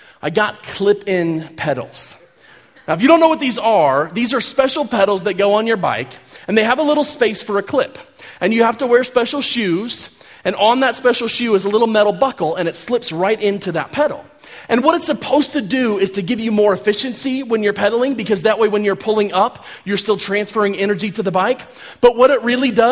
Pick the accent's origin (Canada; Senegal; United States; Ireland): United States; Kansas; I'm from Kansas. We don't really have mountains in Kansas